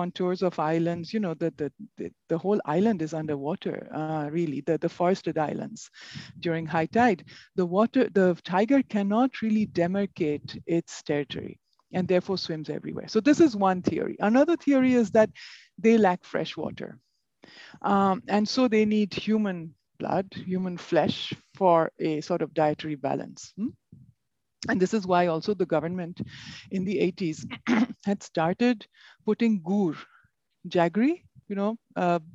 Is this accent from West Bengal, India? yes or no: yes; Kolkata, West Bengal, India; also born or lived in Shalkia, Howrah; So I grew up in Kolkata, which is about 100 kilometers away from the Sundarban forest.